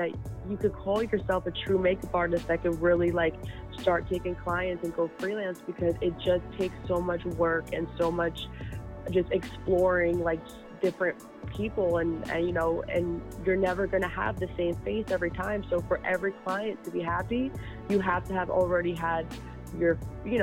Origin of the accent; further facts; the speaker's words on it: Manahawkin, New Jersey, United States; now in Jersey City, United States; I'm originally from South Jersey, by the shore, okay. A little town called Manahawkin outside of Long Beach Island